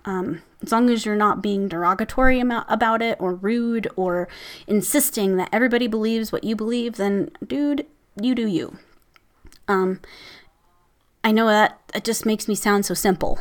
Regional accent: Midwest, United States; I'm from the Midwest, so we say, "Hey, hey, guys."

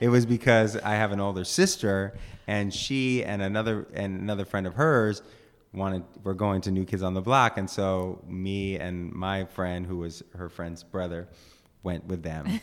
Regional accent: East Bay, California, United States; I grew up in the East Bay

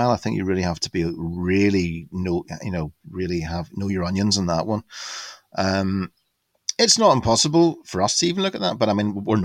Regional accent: Larne, Northern Ireland, United Kingdom; now in Sussex, United Kingdom; my hometown Larne, there was linen weaving

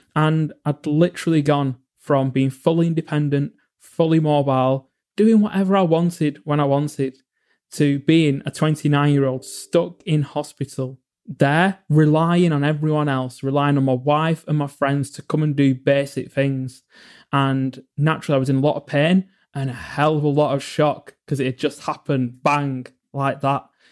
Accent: England, United Kingdom; I grew up in England

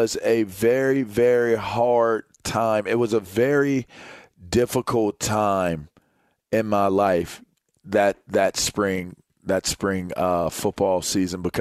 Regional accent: Pennsylvania, United States; it was PA, Central PA. It's a local school. I'm a state kid.

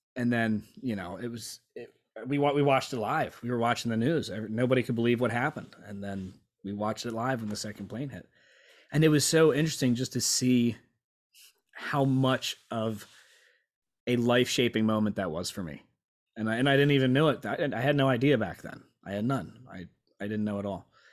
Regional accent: Lancaster, Pennsylvania, United States; moved away as an adult; also born or lived in Virginia Beach / Norfolk; born and raised in Lancaster

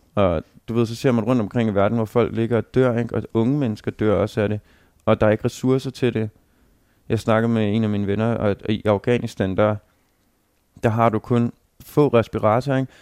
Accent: Denmark; som, som dansker

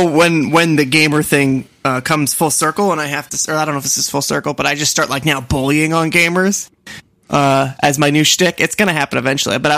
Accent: Boston, Massachusetts, United States; accent: Boston; I always think like I must have a Boston accent, but I think it only you, comes out in certain words.

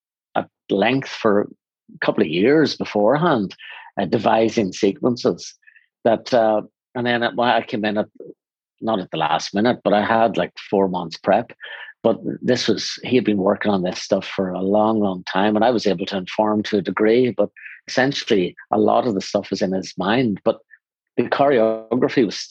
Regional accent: Northern Ireland, United Kingdom; I come from Northern Ireland

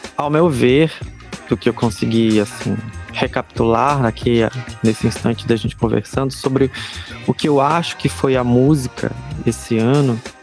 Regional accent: Belém, Pará, Brazil; accent: chiado, nortista; sou de Belém do Pará

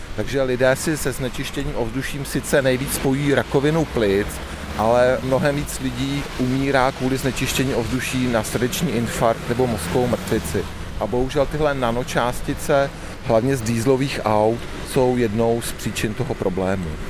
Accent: Chomutov, Ústí nad Labem Region, Czechia; Já pocházím z Chomutova, narodil jsem se koncem šedesátých let

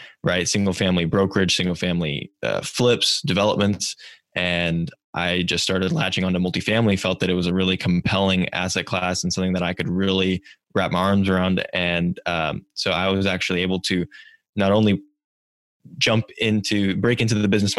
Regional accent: Silicon Valley, California, United States; growing up in Silicon Valley

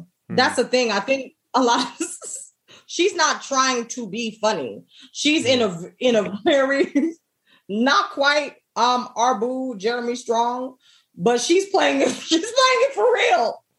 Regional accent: Jamaica; I'm Jamaican.

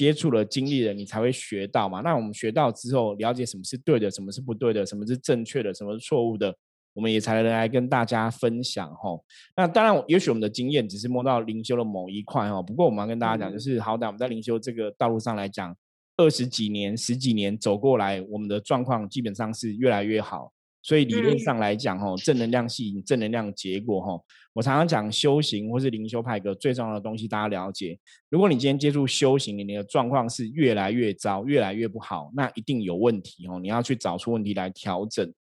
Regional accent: Shenzhen, Guangdong, China; 因为我们深圳的人都超铁齿的哈，大家知道吗？我们深圳人，我们我们是会打破砂锅问到底哈，包括我自己都是这样子哈。

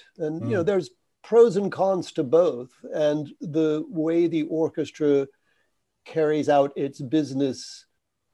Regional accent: United States; as an American

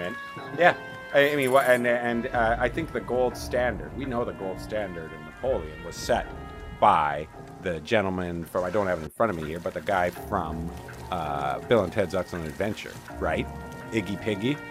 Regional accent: Canada; as a Canadian

